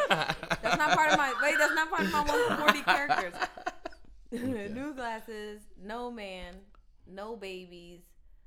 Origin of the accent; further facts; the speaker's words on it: Philadelphia, Pennsylvania, United States; we're from Philadelphia.